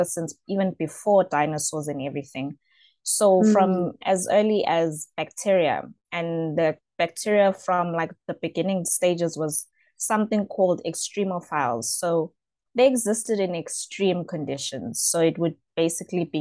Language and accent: English; Johannesburg, Gauteng, South Africa; I'm from Johannesburg South. I've been here all my life.